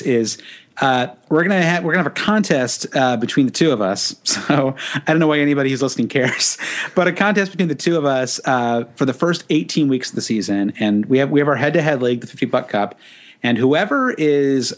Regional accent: United States; as an American

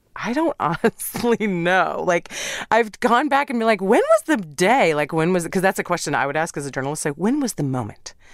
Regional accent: Midwest, United States; moved away as an adult; also born or lived in New York / Middle East; now in Los Angeles, United States; I'm from the Midwest

